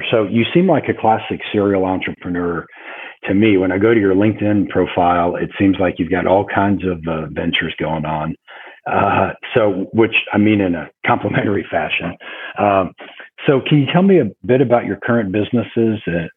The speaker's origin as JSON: {"language": "English", "region": "Nebraska", "country": "United States", "tie": "born or raised there", "said": "I grew up in Nebraska"}